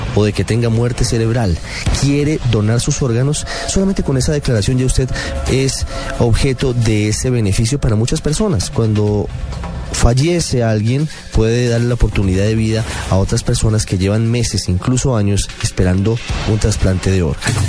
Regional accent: Colombia; qué tan solidarios somos los colombianos

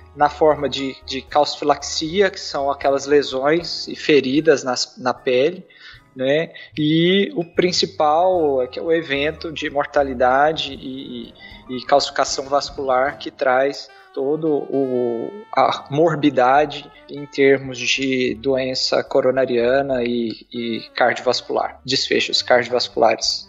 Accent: Goiás, Brazil; also born or lived in Ribeirão Preto; já voltei para minha cidade é, em Goiás

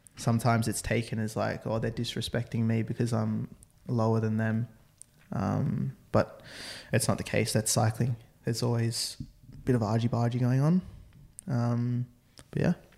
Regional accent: Australia; I'm Australian.

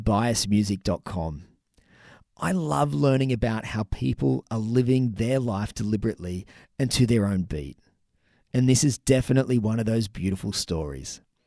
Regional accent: Newcastle, New South Wales, Australia; my hometown of Newcastle

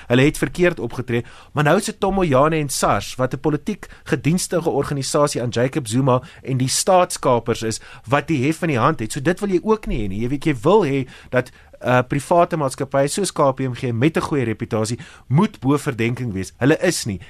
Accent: South Africa

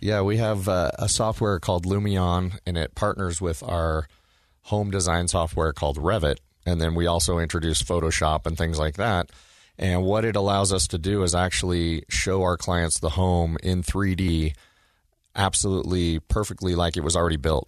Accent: Oregon, United States; now in Utah, United States; when I was a kid growing up in Oregon

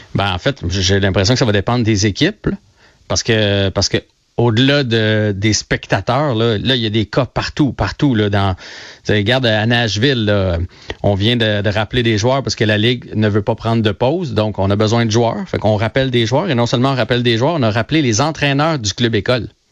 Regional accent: Trois-Rivières, Quebec, Canada; je viens de Trois-Rivières

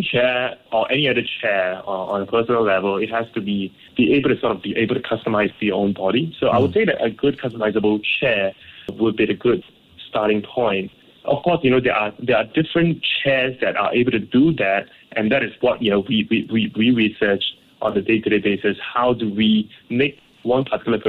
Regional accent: Ipoh, Perak, Malaysia; growing up in Ipoh

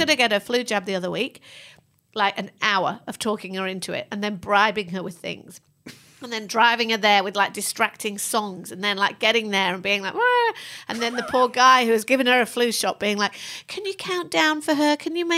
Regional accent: England, United Kingdom

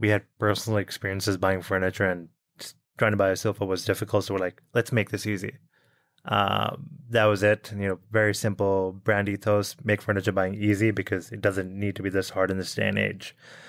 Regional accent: Bahrain; also born or lived in New Delhi, India; I was born in India, born in New Delhi, actually. And when I was five, my parents moved to Bahrain, which is a tiny island in the Middle East, sort of surrounded by the Arabian Sea.

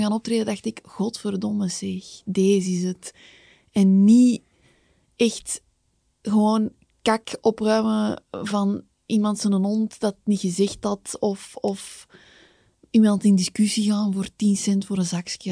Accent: Kempen, Belgium; Ik ben ook van de Kempen

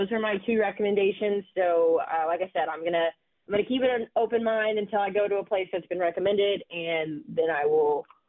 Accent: Texas, United States; my home state of Texas.

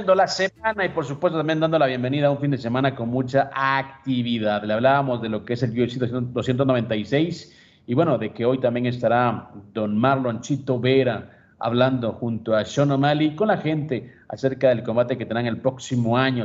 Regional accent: Guatemala; moved away; Ahora sí soy chapín

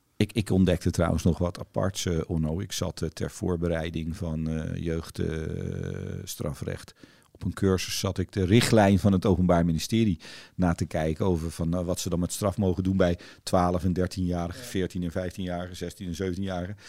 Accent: Netherlands; we zijn allemaal groot geworden in Nederland door veel te fietsen in weer en wind

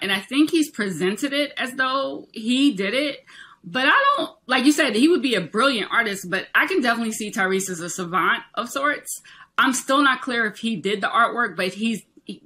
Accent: South Carolina, United States; moved away as an adult; now in New York City, United States; I was born in New York. I grew up in South Carolina, but I spent all my summers and holidays here, and I've been here my entire adult life.

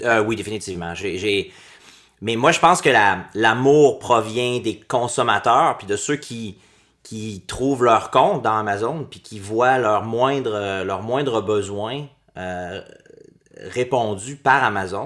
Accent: Quebec, Canada; moved away as an adult; also born or lived in France / New York / San Francisco; j'ai quitté le Québec pendant 16 ans. Je suis revenu il y a juste deux ans.

